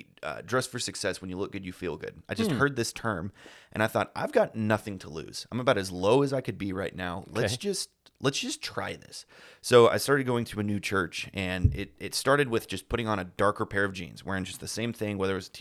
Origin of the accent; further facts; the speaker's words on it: Texas, United States; I'm proud Texan, you know, true blue Texan, just grown up in the small, you know, one light, cities of, okay. You know, just small town USA.